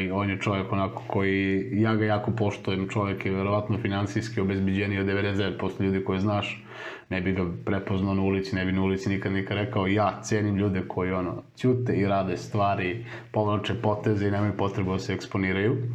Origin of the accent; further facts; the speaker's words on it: Serbia; ti kao Srbin